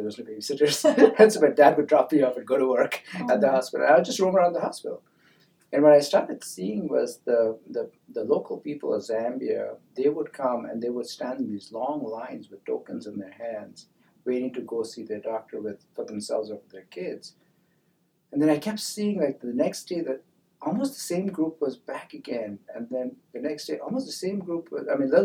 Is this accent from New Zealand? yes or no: no; India; now in United States; being in a Indian school